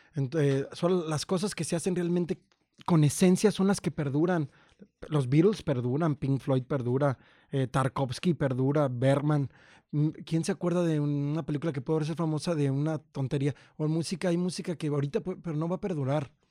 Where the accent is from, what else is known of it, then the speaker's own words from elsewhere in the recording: Purísima del Rincón, Guanajuato, Mexico; moved away; also born or lived in Mexico City / San Cristóbal de las Casas, Chiapas; yo soy de, de Purísima del Rincón y yo me fui a México sin nadie